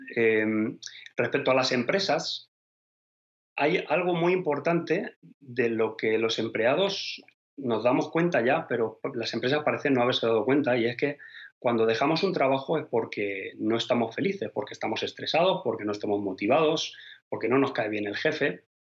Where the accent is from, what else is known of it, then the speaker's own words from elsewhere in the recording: Spain; moved away as an adult; now in Denmark; Yo obviamente soy español